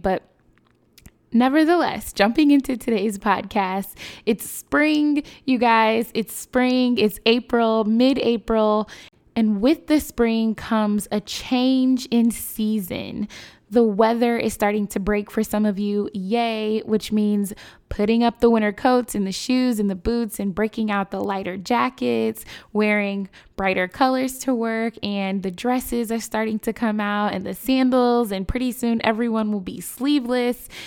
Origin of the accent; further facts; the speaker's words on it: Chicago, Illinois, United States; My hometown, Chicago